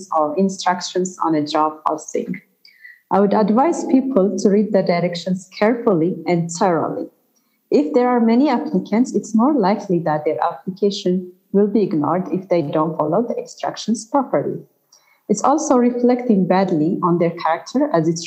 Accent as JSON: {"language": "English", "country": "Ethiopia", "said": "my home country, Ethiopia"}